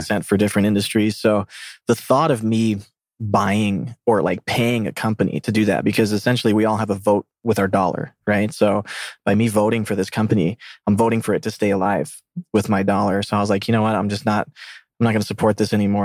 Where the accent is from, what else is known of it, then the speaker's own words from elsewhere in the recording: South Mississippi, United States; moved away as an adult; I grew up from an Argentinian family in a Hindu culture that was in the middle of South Mississippi